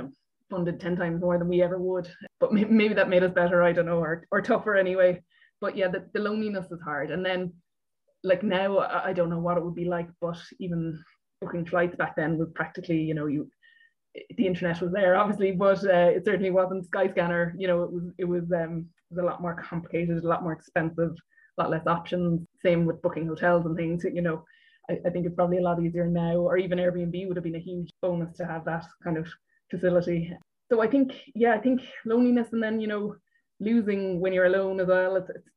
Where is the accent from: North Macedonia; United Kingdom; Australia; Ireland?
Ireland; Cork, Munster; growing up, you know, in Cork or in Munster